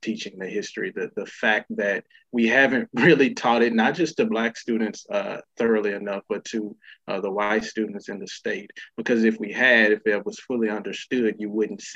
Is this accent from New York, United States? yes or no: no; Osceola, Arkansas, United States; my hometown in Osceola